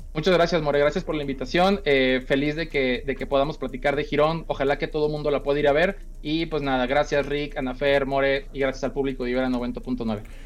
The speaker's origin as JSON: {"language": "Spanish", "region": "Sinaloa", "country": "Mexico", "said": "como soy de Sinaloa"}